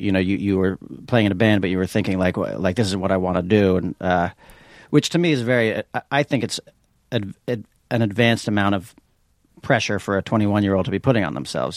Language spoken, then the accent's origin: English; New York City, New York, United States; moved away; born and raised in Manhattan